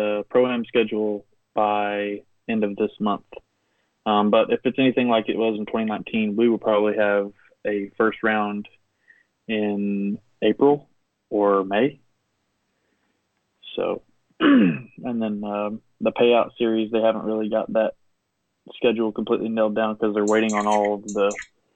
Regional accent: Knoxville, Tennessee, United States; I'm from Knoxville, Tennessee

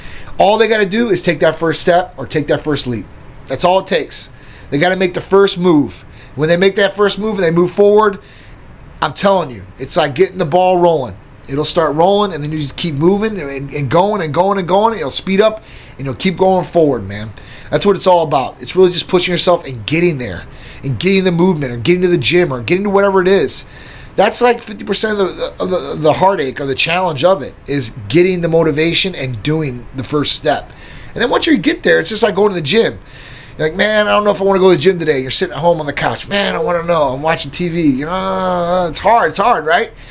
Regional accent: Midwest, United States; I'm from the Midwest, too, myself

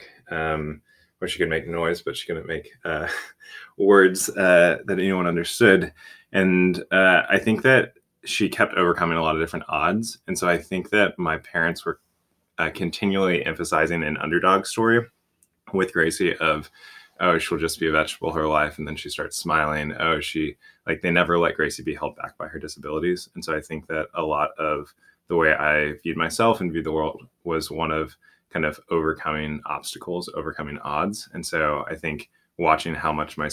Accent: outside of Houston, Texas, United States; I grew up outside of Houston

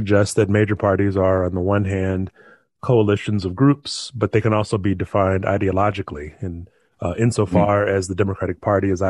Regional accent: Arkansas, United States; my home state of Arkansas

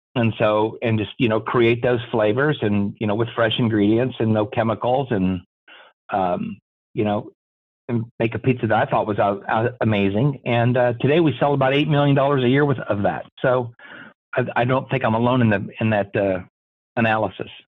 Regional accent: Des Moines, Iowa, United States; I grew up here in Des Moines

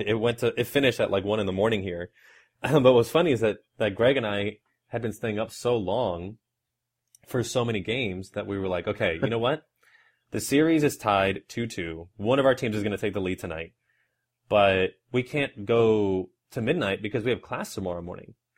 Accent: Houston, Texas, United States; I am from Houston, Texas

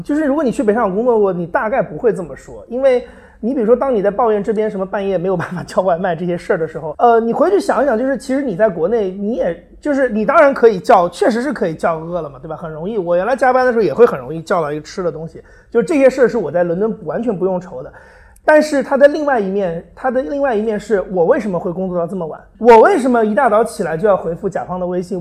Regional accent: China; first language Chinese; moved away as an adult; now in London, United Kingdom; 我的中国人身份

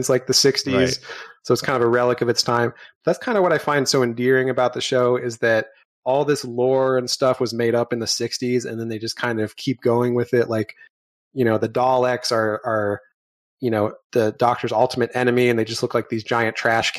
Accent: United States; an American of Irish heritage

